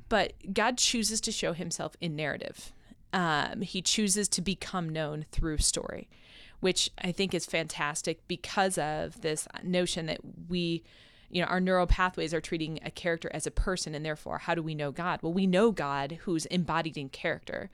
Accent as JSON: {"language": "English", "town": "Rochester", "region": "New York", "country": "United States", "moved": "yes", "said": "So I'm from Rochester, New York, and I went to school in Rochester"}